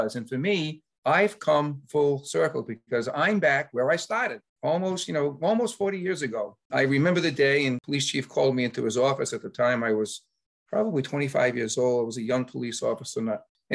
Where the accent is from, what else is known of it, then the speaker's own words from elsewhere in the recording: Cumberland, Rhode Island, United States; also born or lived in Lincoln, Rhode Island; I had the fortune of going to my hometown of Cumberland to be the police chief there for 10